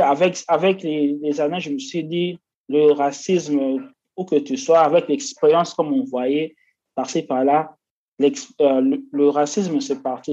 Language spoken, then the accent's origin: French; Kinshasa, DR Congo; moved away as an adult; now in India; je viens de la RDC, la République démocratique du Congo, précisément de Kinshasa